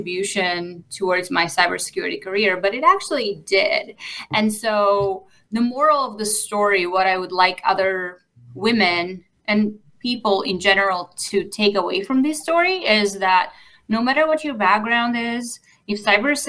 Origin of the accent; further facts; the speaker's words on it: Bulgaria; moved away as an adult; now in United States; I grew up in Bulgaria